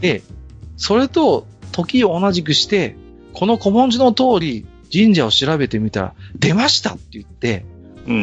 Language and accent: Japanese; Tohoku, Japan; ちょっと悲しい東北人